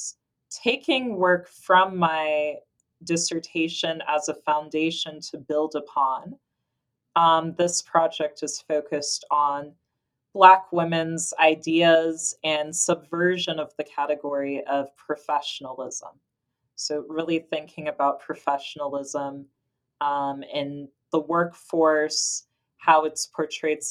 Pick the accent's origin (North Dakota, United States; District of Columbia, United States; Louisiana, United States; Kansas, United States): Kansas, United States; Kansas City; I was born in Kansas City, Kansas. And I grew up in a predominantly white space.